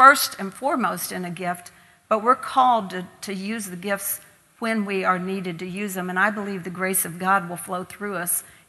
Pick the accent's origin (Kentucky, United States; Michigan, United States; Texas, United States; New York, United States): Kentucky, United States; moved away as an adult; now in Ireland; growing up in Kentucky, we would be sent out the back door to the neighbors to get more potatoes